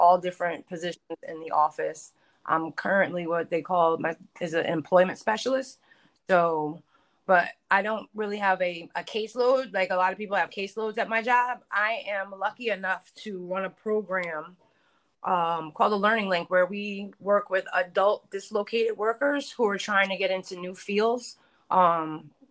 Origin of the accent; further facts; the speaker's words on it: New Jersey, United States; I'm from Jersey